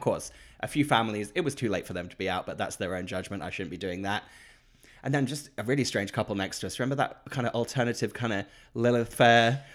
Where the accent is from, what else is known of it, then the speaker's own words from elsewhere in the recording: Great Yarmouth, East of England, United Kingdom; where I grew up in Great Yarmouth.